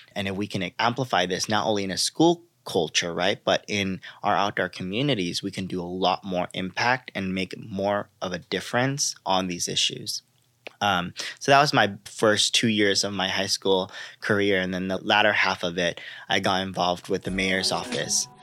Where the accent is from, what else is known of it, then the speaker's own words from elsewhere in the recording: Los Angeles, California, United States; I grew up in Los Angeles, a community specifically called South Central Los Angeles or South L A, as many know it, uh, notorious for many injustices. I like to say born and raised in South L